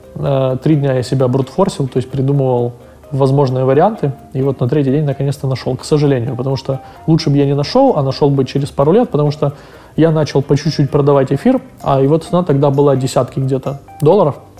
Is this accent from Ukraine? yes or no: yes; Ukraine; мы из Украины